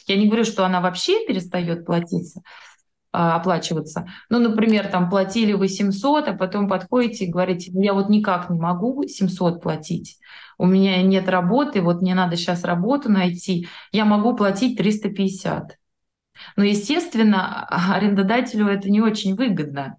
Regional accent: Moscow, Russia; moved away as an adult; now in Slovenia; мы из Москвы

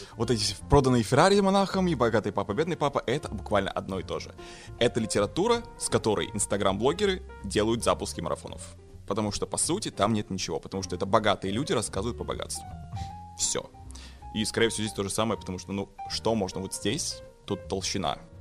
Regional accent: Yakutia, Sakha Republic, Russia; я из Якутии

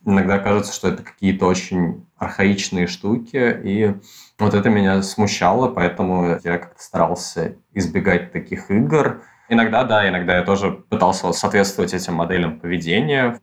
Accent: Moscow, Russia; Я родился и вырос в Москве

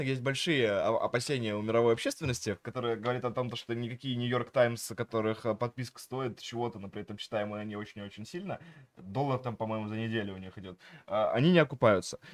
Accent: Vidnoye, Moscow Oblast, Russia; also born or lived in Pokhvistnevo, Samara Oblast; я э, рос в Ленинском районе Московской области, все-таки в городе видно

